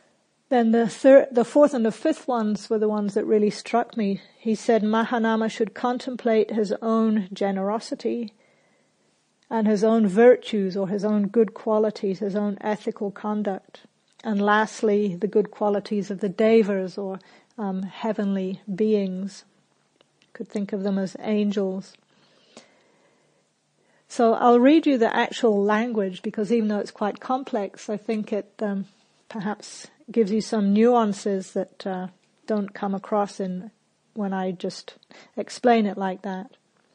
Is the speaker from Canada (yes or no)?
no; England, United Kingdom; also born or lived in New Zealand; So I grew up in England and New Zealand